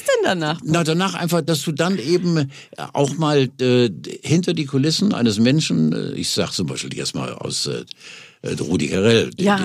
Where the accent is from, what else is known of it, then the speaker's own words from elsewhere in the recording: Hamburg, Germany; moved away as an adult; now in Quickborn, Germany; Und ich lebe seit 18 Jahren in, in Quickborn, wollte nie nach Quickborn und lebe jetzt da, bin sehr glücklich und zufrieden als Hamburger.